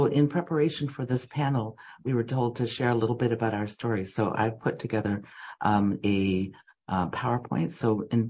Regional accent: Jenison, Michigan, United States; also born or lived in Macon, Georgia / Champaign, Illinois; growing up in Michigan, people would say, "Where are you from?" when I would talk. And I'd say, "Well, I'm from Jenison, Michigan." "No, and where, Jenison?" I said, "Well, no, it's near Holland, Michigan, right next door."

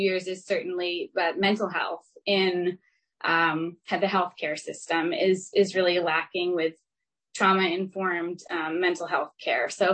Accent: Maine, United States; moved away; I grew up in Maine

